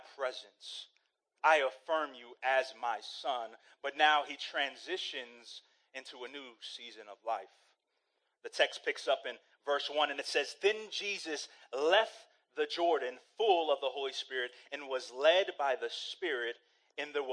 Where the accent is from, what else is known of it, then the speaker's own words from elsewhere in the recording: Saudi Arabia; moved away; I grew up in Saudi Arabia